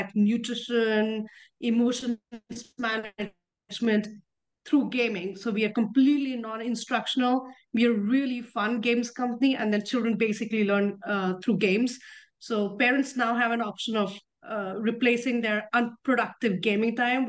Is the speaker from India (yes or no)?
yes; India; moved away as an adult; also born or lived in Europe / Netherlands; I grew up in India, but I've lived as much out of India, especially in Europe, as in India